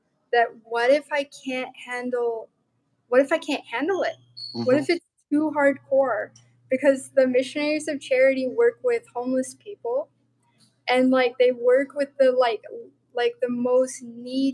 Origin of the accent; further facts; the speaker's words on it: Montana, United States; I'm from Montana